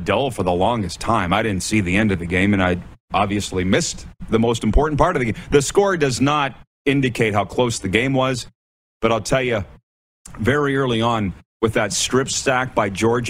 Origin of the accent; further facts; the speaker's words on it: Milestone, Saskatchewan, Canada; my hometown of Milestone, Saskatchewan